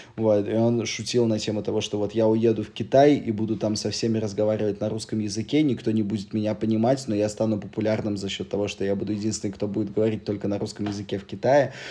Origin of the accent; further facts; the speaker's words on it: Moscow, Russia; moved away as an adult; now in Serbia; я щас вот уехал из, э, из Москвы в Сербию, всю жизнь прожил в Москве